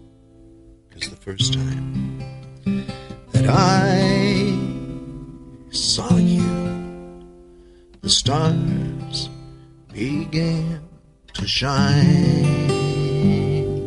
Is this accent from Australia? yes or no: no; Wainfleet, Ontario, Canada; also born or lived in Netherlands; I immigrated from Holland in 1955 and started school in Wainfleet, lived in the Niagara Peninsula till I was around 16 years old